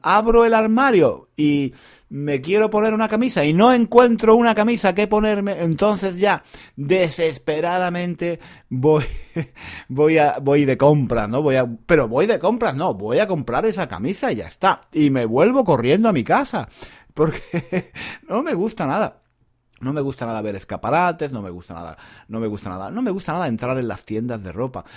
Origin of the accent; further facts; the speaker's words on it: Granada, Andalusia, Spain; Yo soy de Granada, en una ciudad en el sur de España